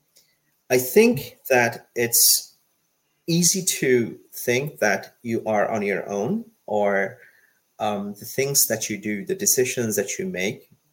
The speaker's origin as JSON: {"language": "English", "country": "Bangladesh", "tie": "born or raised there", "moved": "yes", "lives_now": "United States", "said": "I was born in Bangladesh. I come from a developing country. I have seen firsthand what poverty and hunger looks like."}